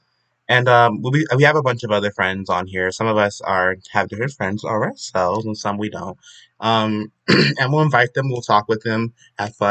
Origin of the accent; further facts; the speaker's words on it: South Carolina, United States; I am from South Carolina